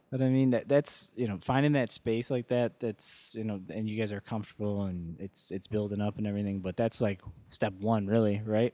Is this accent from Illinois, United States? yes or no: yes; Joliet, Illinois, United States; born and raised in Joliet, and I've been there since I, you know, forever